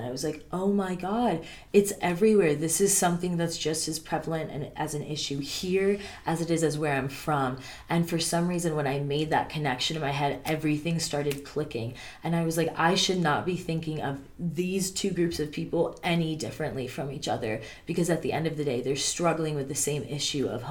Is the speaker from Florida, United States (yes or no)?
yes; Jacksonville, Florida, United States; moved away as an adult; also born or lived in Boone, North Carolina; I'm from Jacksonville, Florida, which huge, very spread out city